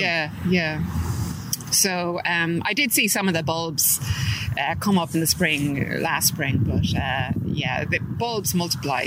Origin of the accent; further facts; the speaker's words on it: Dublin, Leinster, Ireland; moved away as an adult; also born or lived in California, United States; I'm from Drumcondra and mm-hmm. I'm back living there now after living in America for 25 years oh, in California